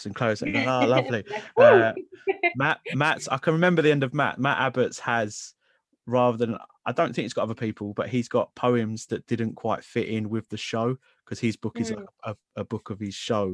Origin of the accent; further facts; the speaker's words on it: London, United Kingdom; growing up in London